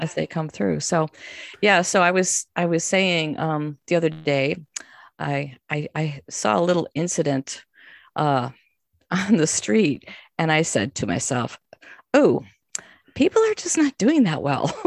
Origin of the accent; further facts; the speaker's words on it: Chicago, Illinois, United States; I'm from Chicago, you know, and, um, you, I have a certain, like, I'm not going to be scared of people in the city attitude.